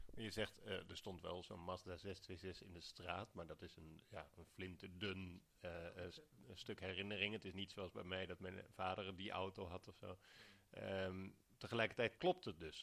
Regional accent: Alphen aan den Rijn, South Holland, Netherlands; ik ben opgegroeid in Al van den Rijn

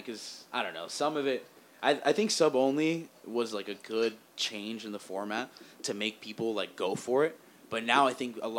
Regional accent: Basque Country, Spain; Yeah, I'm from the Basque area.

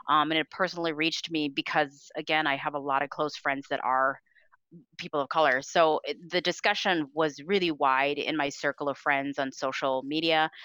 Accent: Minneapolis, Minnesota, United States; now in St. Paul, United States; I'm from Minneapolis, Minnesota

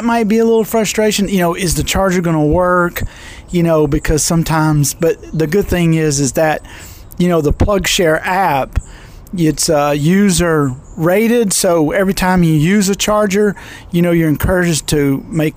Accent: Birmingham, Alabama, United States; I grew up in Birmingham, Alabama

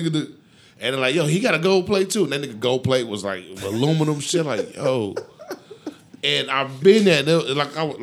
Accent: Houston, Texas, United States; I came from Fifth Ward

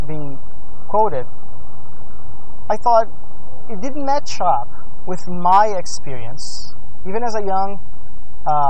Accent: Brazil; moved away; I grew up in Brazil

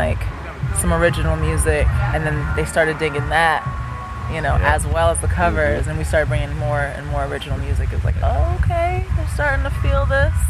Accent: New Haven, Connecticut, United States; I'm from New Haven originally.

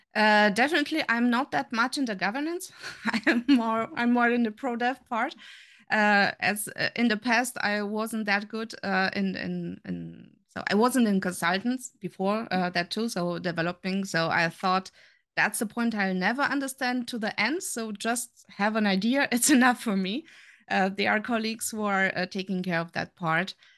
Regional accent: Romania; moved away as an adult; also born or lived in Germany; now in Saarbrücken, Germany; I'm from Germany. I'm here, uh, since twenty-four years already. Uh, originally coming from Romania

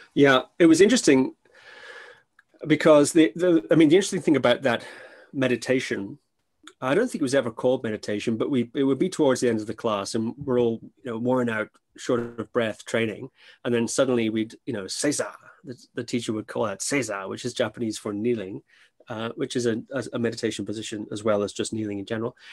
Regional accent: Shetland Islands, Scotland, United Kingdom; I grew up on the Shetland Islands, which is a little island north of Scotland

